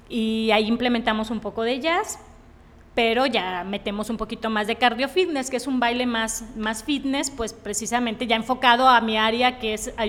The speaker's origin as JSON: {"language": "Spanish", "town": "Tepic", "region": "Nayarit", "country": "Mexico", "tie": "born or raised there", "said": "yo soy de aquí de Tepic 100% Nayarita."}